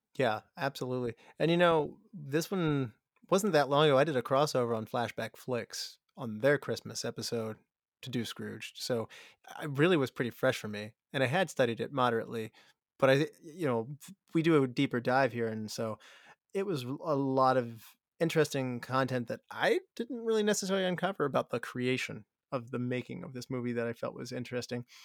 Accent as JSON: {"language": "English", "region": "West Virginia", "country": "United States", "moved": "yes", "said": "I'm from West Virginia initially"}